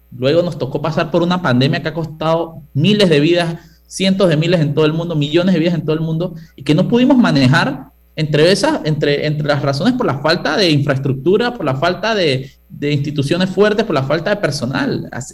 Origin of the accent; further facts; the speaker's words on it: Panama; yo soy panameño